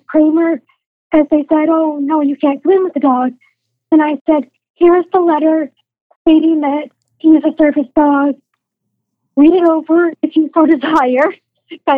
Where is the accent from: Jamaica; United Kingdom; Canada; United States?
Canada; Aurora, Ontario; now in Newmarket, Canada; I grew up in Aurora, again, right next door